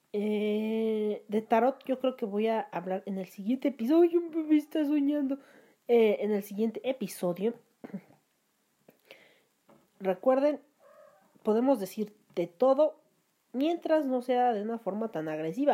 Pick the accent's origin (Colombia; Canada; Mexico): Mexico; ofende mis raíces como mexicana